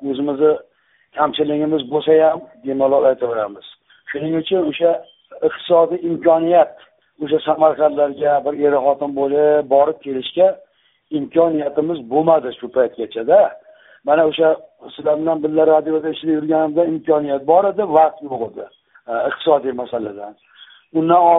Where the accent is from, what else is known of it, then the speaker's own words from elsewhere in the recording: Yangi Akhsi, Namangan Region, Uzbekistan; o'sha man tug'ilgan joy yangi axsi deyilgan